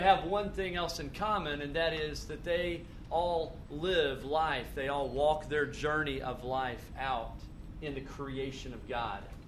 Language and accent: English; Tennessee, United States; moved away; where I grew up was in Tennessee, and it was floods and tornadoes